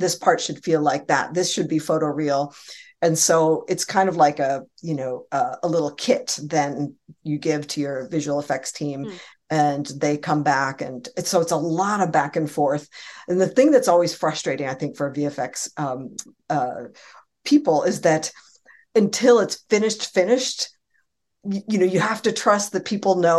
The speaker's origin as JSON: {"language": "English", "area": "Bay Area", "region": "California", "country": "United States", "said": "I'm from the Bay Area"}